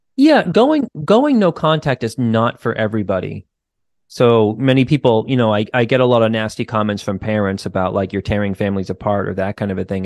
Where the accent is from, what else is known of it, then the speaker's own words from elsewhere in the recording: United States; just being an American kid